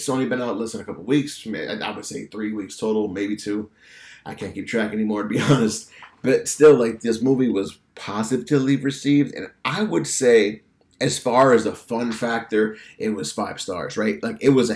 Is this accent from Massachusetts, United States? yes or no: yes; Massachusetts, United States; I'm from Massachusetts